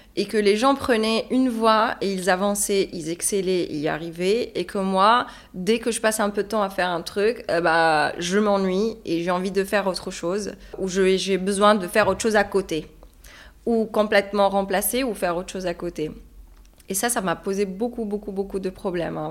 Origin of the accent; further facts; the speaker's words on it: Hammamet, Nabeul Governorate, Tunisia; moved away as an adult; now in Paris, France; je suis tunisienne. J'ai grandi en Tunisie et ça fait deux ans que je suis sur euh, Paris